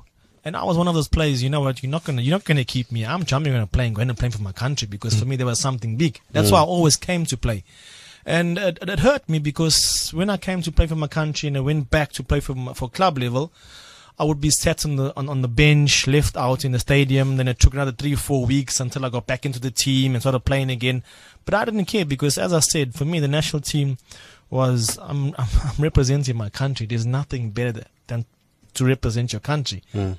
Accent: Cape Town, Western Cape, South Africa; So he would come to me and, hey, I'm South African and so on

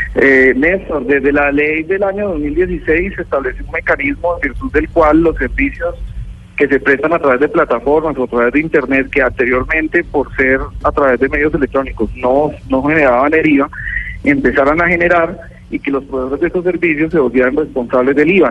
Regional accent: Colombia; En nuestro país

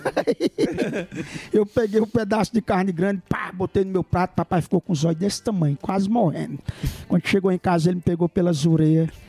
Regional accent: Cachoeira do Sapo, Rio Grande do Norte, Brazil; now in São Paulo, Brazil; Cachoeira do Sapo, fica no Rio Grande do Norte, a minha cidade

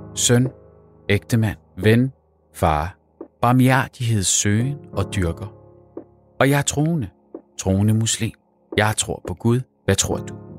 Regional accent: Copenhagen, Capital Region of Denmark, Denmark; Jeg er vokset op på Islands Brygge

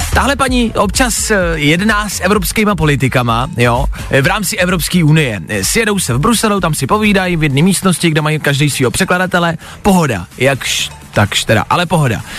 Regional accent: Czechia; jsme Češi

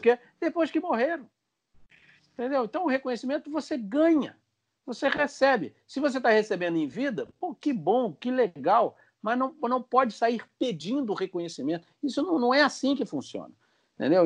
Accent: Brazil; nós somos brasileiros, normal brasileiro

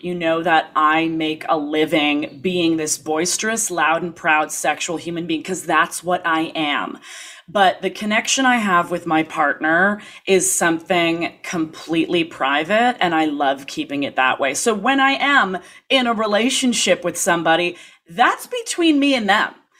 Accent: Toronto, Ontario, Canada; moved away as an adult; also born or lived in New York, United States; growing up in Toronto

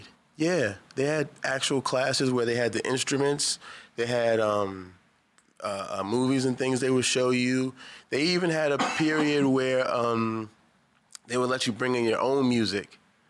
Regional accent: Baltimore, Maryland, United States; I'm from here. Born and raised Baltimore, Maryland

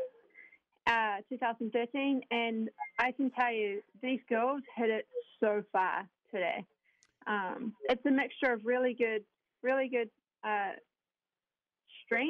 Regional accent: New Zealand; now in United States; I am originally from New Zealand. If anyone's been trying to guess where this accent is from, quite often I get England or Australia, but I'm from New Zealand. I grew up there.

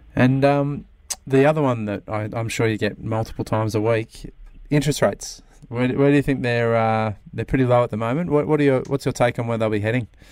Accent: Sydney, New South Wales, Australia; now in Melbourne, Australia; I'm from Sydney originally

